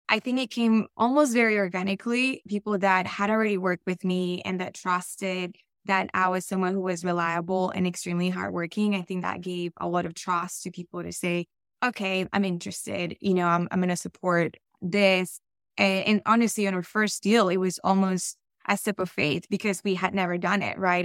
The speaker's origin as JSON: {"language": "English", "country": "Colombia", "tie": "born or raised there", "also_born_or_lived": "Florida / Texas", "accent": "Colombian", "second_language": "English", "moved": "yes", "said": "I, I am very much Colombian, and you'll hear it in my accent"}